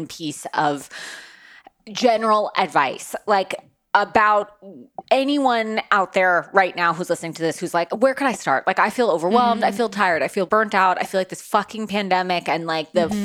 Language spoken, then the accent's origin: English; New York, United States; I'm from New York.